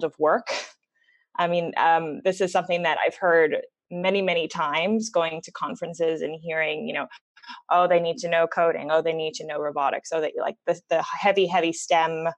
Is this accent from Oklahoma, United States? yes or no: no; California, United States; moved away as an adult; also born or lived in Los Angeles / Switzerland / Germany / Hong Kong; now in Singapore; I'm originally from California, so born and raised there.